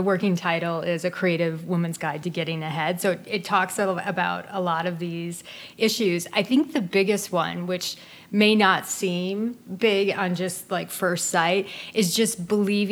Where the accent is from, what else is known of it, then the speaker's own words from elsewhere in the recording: Midwest, United States; was born and raised in the Midwest in a very kind of traditional home